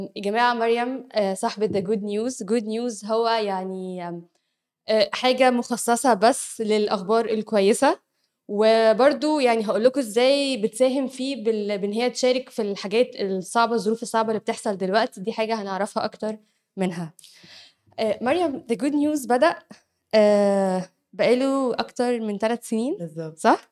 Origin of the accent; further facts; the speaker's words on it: Egypt; احنا عندنا في مصر